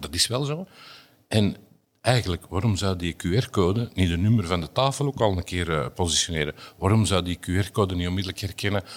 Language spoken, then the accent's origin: Dutch; Antwerp, Flanders, Belgium; Bij ons in Antwerpen